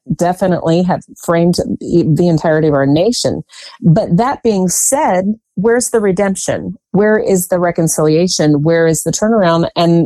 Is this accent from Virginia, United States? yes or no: yes; Virginia, United States; I have spent most of my life in the Commonwealth of Virginia